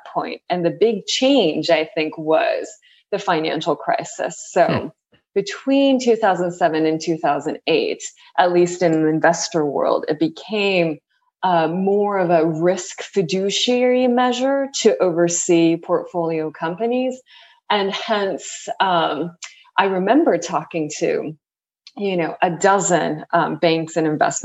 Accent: San Pedro, California, United States; moved away as an adult; also born or lived in Tokyo, Japan / Berkeley, California; now in New York, United States; I grew up, I was born in Tokyo, Japan, and I was there until about second grade. And then the rest of my life until New York has been spent in California, mainly Southern California. So I grew up in a little town called San Pedro

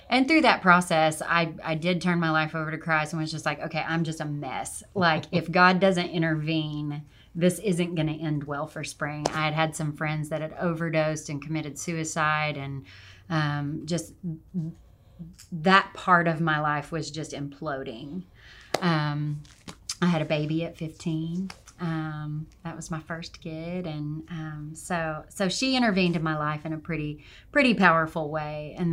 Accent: Arkansas, United States; also born or lived in Oregon / Montana; Well, um, I am mostly from Arkansas. Um, I I was a traveling kid and spent quite a bit of time out on the West Coast um, in Oregon and did a stint in Montana for a little bit, but mostly from Arkansas.

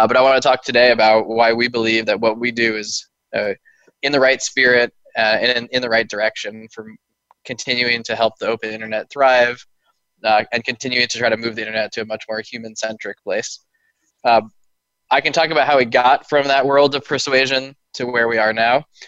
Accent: Oakland, California, United States; also born or lived in Palo Alto / San Francisco / Berkeley; Born and raised in Oakland, California, and have never left

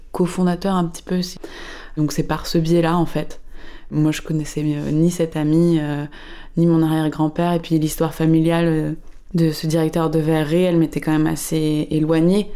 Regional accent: Paris, Île-de-France, France; je suis parisienne.

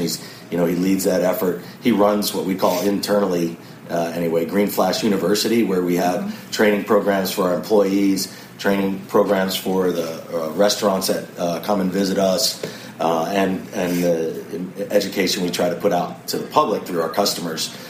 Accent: New York, United States; now in San Diego, United States; I grew up here in New York, and so it's kind of home, homecoming for me

